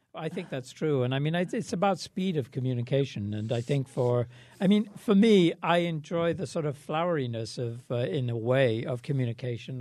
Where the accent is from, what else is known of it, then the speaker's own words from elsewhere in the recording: England, United Kingdom; moved away; I grew up in England at the time